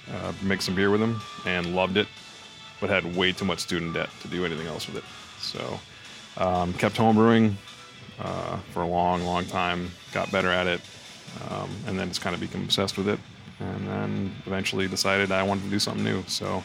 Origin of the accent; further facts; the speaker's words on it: California, United States; I grew up in California.